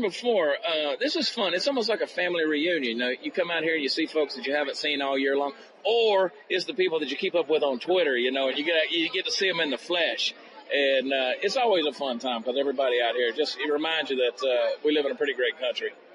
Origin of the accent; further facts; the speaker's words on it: Augusta, Georgia, United States; I grew up in Augusta, Georgia